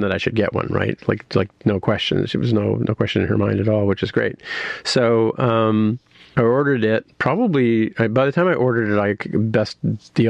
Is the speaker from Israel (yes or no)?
no; Canada; being Canadian